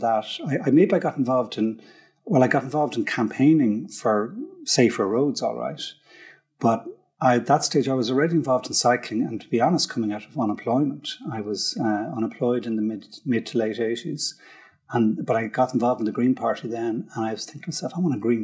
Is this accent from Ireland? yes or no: yes; Dublin, Leinster, Ireland; I grew up in Frankfurt Park in Dundrum. It's kind of cul-de-sac, typical, like middle class, South Dublin